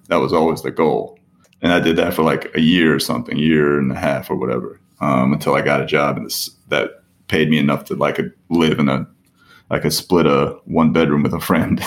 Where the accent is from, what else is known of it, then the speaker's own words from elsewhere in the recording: Parsippany, New Jersey, United States; I'm from Parsippany